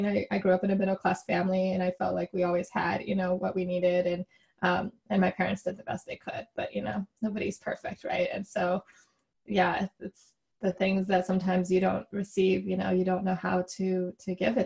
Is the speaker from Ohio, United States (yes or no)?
no; Chicago, Illinois, United States; my parents immigrated from Taiwan and they came over, you know, for grad school. And then I grew up in Chicago